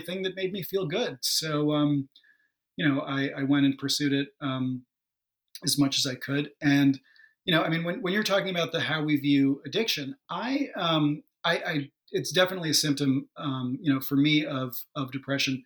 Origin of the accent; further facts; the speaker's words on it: New York suburbs, United States; I'm from New York, but, in the suburbs, like, half an hour or so outside of the city